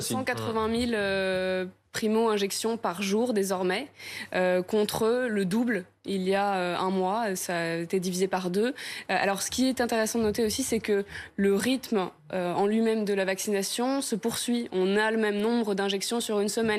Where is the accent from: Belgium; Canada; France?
France; chez nous en France